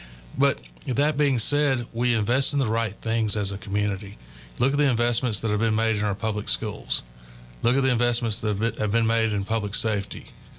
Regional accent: Laurel, Mississippi, United States; also born or lived in North Louisiana; now in Tyler, United States; but I'm from Laurel, Mississippi.

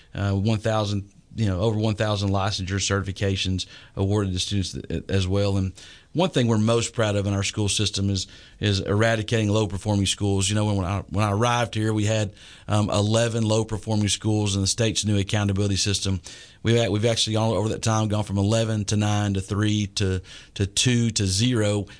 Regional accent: East Texas, United States; also born or lived in Lindale, Texas / Carthage, Texas / Dallas–Fort Worth Metroplex, Texas; now in Tyler, United States; I grew up in East Texas and Lindale and Carthage and, uh, had to finish high school in the Metroplex

